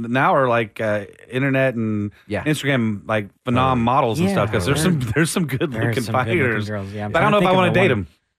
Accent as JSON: {"language": "English", "town": "Austin", "region": "Texas", "country": "United States", "tie": "born or raised there", "said": "I was born in Austin"}